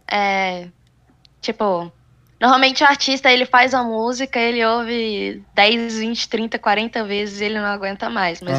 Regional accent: Goiás, Brazil; also born or lived in Espírito Santo; Eu fui criada em Goiás. Eu fui criada no interior de Goiás. É, tenho ali a pegadinha do sertanejo, que eu guardo pra mim.

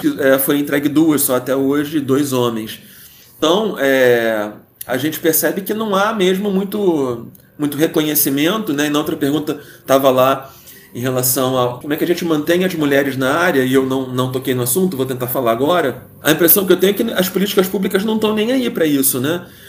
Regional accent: Rio de Janeiro, Brazil; cresci no Rio de Janeiro

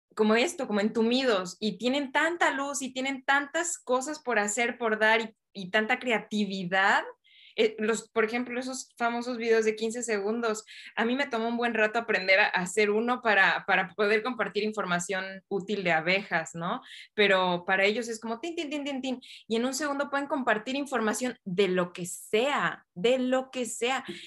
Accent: Mexico; la sociedad donde yo crecí, pues es en México

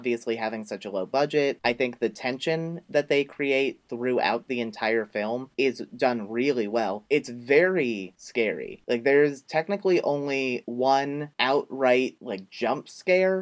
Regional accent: United States; I'm not Australian. I'm American

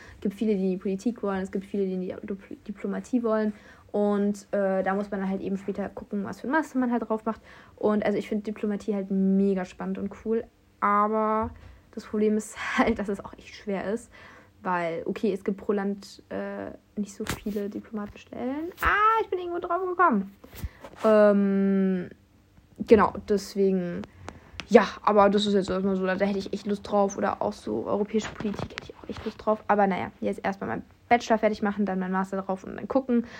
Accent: Germany; first language German; moved away as an adult; now in France; Deutsch ist meine Muttersprache

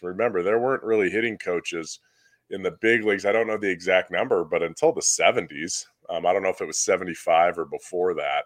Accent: Southern California, United States; I grew up in Southern California once I was twelve years old and older

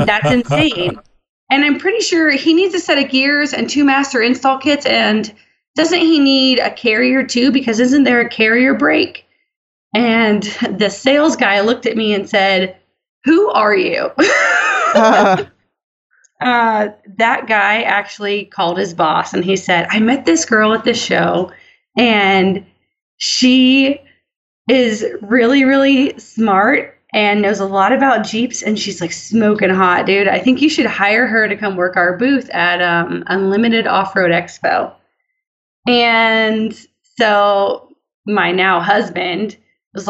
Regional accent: Florida, United States; I'm from the part of Florida that is still very country. It's basically lower Alabama, essentially

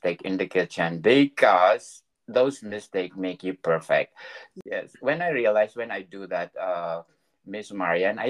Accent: Philippines; we are a Filipino

